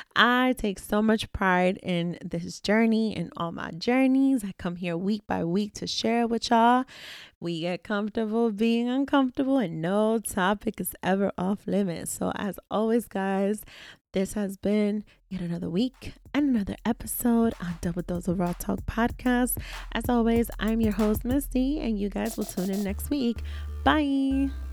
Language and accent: English; New York City, New York, United States; I was very much so raised around plenty of people within my childhood communities, within my, you know, South Bronx building